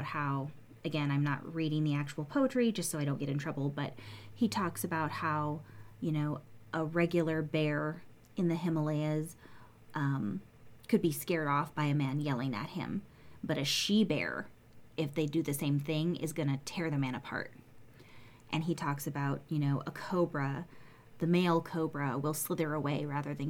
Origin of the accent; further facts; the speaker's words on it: United States; I'm an American